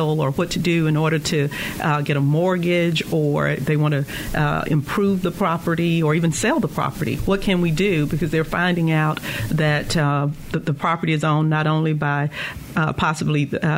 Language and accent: English; the South, United States; However, growing up in the South and in the rural area, you know, we would hear about, oh, that's heir property.